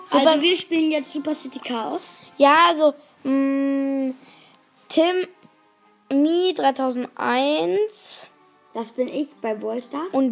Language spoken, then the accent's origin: German; Germany; Wieso sage ich Deutschländer eigentlich? Also ich bin Deutscher.